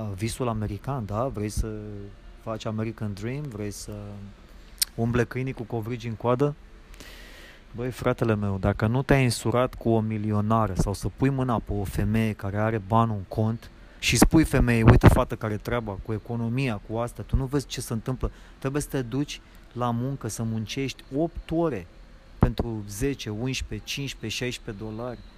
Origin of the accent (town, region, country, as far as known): Romania; moved away as an adult; now in Los Angeles, United States